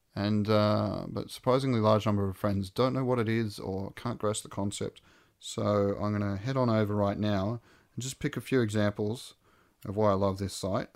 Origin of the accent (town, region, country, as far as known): Australia